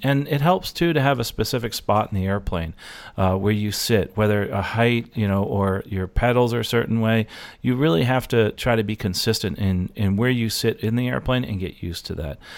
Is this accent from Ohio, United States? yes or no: no; New Jersey, United States; I'm from Jersey